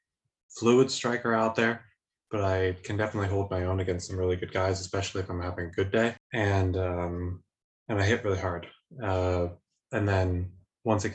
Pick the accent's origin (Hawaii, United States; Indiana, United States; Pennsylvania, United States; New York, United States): Pennsylvania, United States; Lancaster; moved away as an adult; now in Germany; born and raised in Lancaster, Pennsylvania